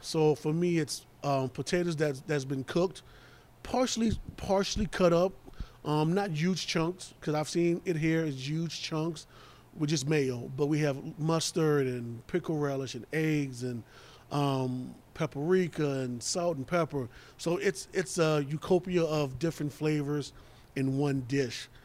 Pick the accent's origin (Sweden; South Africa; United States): United States; New Orleans, Louisiana; moved away; I'm from New Orleans